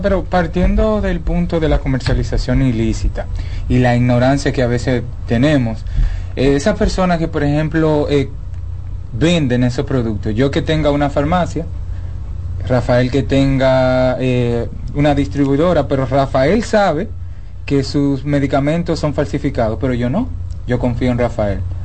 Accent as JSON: {"language": "Spanish", "country": "Dominican Republic", "said": "como buenos dominicanos que somos"}